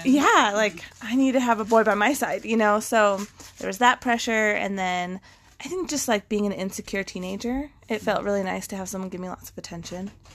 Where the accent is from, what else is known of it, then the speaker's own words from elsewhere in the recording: Western United States, United States; I grew up kind of in the Western side of the United States